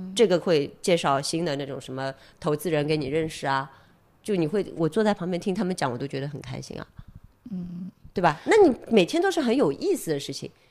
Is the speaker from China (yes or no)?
yes; Shanghai, China; 我是上海人，我经历那些东西